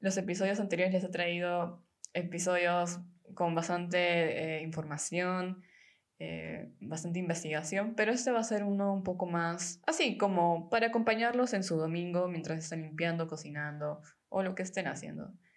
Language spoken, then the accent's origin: Spanish; Peru; moved away as an adult; now in Germany; soy de Perú, tengo 26 y vivo hace un tiempo en Alemania